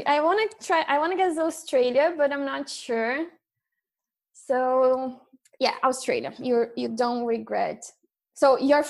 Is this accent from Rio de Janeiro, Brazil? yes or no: no; Campinas, São Paulo, Brazil; also born or lived in São Bernardo do Campo; I've lived in Campinas my whole life, like since I was a baby, but I was born in São Bernardo do Campo.